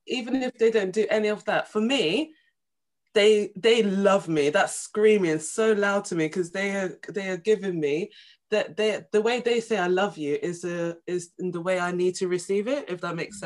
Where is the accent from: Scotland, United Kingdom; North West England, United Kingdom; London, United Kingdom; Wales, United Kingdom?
London, United Kingdom; also born or lived in Essex; I'm from London